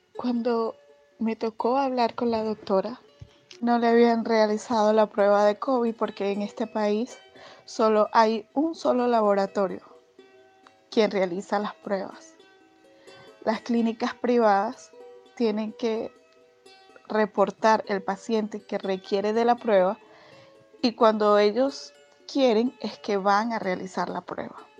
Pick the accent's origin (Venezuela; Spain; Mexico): Venezuela; also born or lived in Caracas; nuestro país